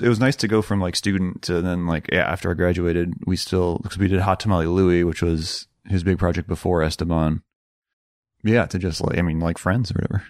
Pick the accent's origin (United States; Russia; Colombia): United States; Rochester, Minnesota; moved away as an adult; now in Iowa City, United States; I was born in Iowa City, um, okay. and then grew up in Rochester, Minnesota